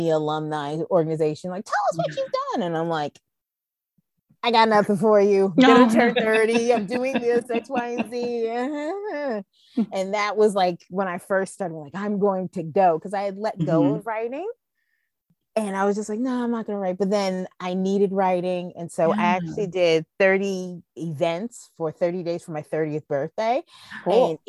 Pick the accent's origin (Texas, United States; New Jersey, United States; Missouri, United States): New Jersey, United States; Asbury Park; My hometown of Asbury Park